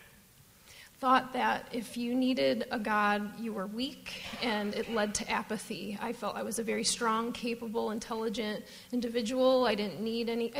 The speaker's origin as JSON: {"language": "English", "town": "Detroit", "region": "Michigan", "country": "United States", "moved": "as an adult", "lives_now": "Phoenix, United States", "said": "I'm from Detroit, if you can't tell from my accent"}